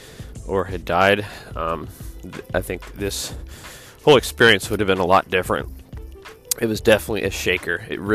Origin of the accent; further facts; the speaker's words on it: Anchorage, Alaska, United States; also born or lived in Dallas, Texas; I grew up here in Anchorage, Alaska